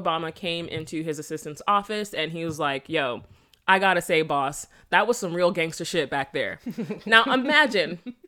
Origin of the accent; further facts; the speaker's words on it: Jamaica; accent: Jamaican Patois; subconsciously I do go back to my patois accent and language. Mm-hmm. And then I would start talking to them, saying stuff like Ovin and all that shit. And they're just like, oh, she's Jamaican again.